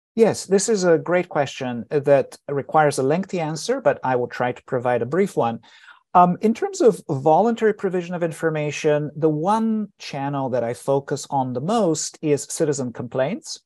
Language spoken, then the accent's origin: English; Bulgaria; moved away; I was born in Bulgaria. I grew up there, and I was fourteen when eight and nine came along